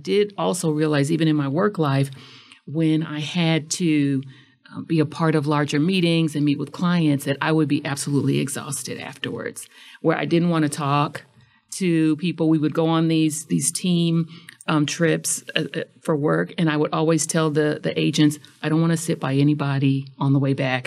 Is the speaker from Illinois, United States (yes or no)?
yes; Chicago, Illinois, United States; I'm from Chicago